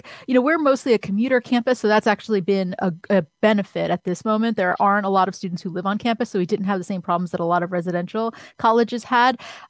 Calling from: Newark, New Jersey, United States; I'm calling in from Newark, New Jersey, which is the largest city in New Jersey, for folks that don't know.

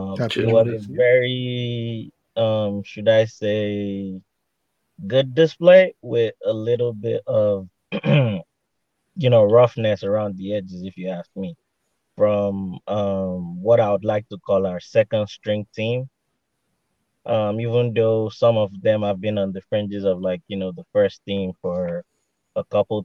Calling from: Houston, Texas, United States

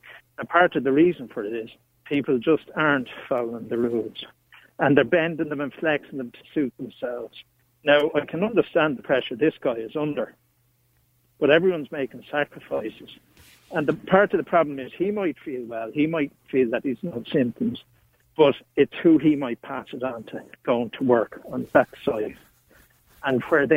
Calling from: England, United Kingdom; Well, I'm phoning from England

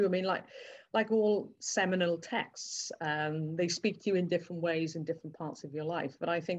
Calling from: South Wales, United Kingdom; I'm currently phoning in from South Wales

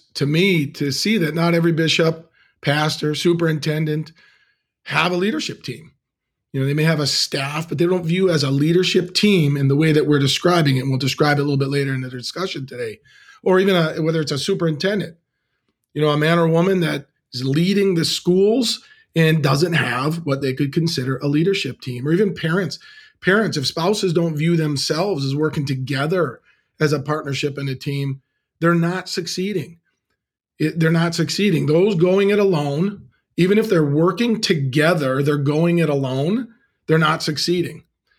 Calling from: Green Bay, Wisconsin, United States; I'm dialing in from Green Bay, Wisconsin today under the shadow of Lambeau Field, the frozen tundra.

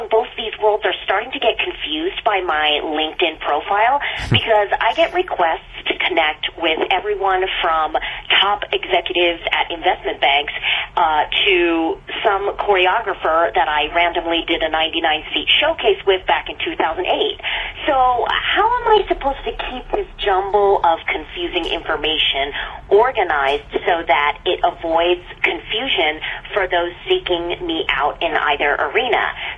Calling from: Los Angeles, California, United States; I'm calling from Los Angeles.

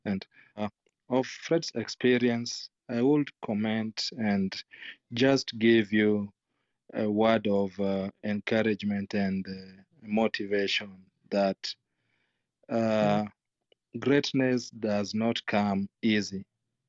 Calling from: Kisumu, Kisumu County, Kenya; I'm joining from Kisumu, Kenya.

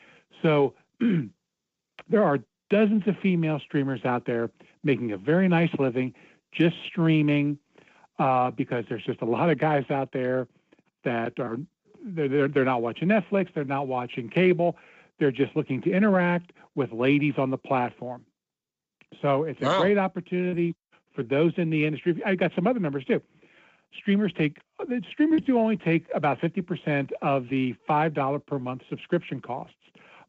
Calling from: Cincinnati, Ohio, United States; from Cincinnati.

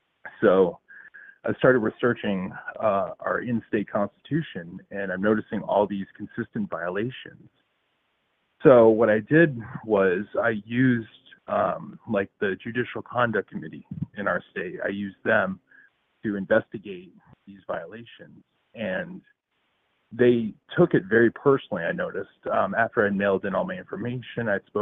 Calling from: New Hampshire, United States; I'm actually calling from New Hampshire.

